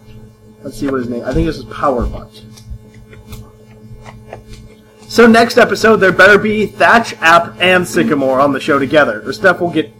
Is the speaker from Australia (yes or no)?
yes; Australia; I'm from Australia.